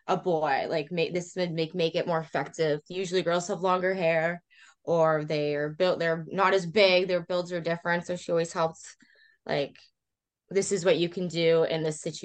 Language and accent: English; Canada; another Canadian